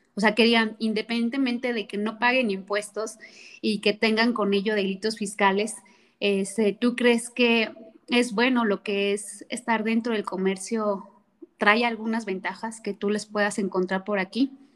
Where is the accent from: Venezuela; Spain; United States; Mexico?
Mexico; como mexicanos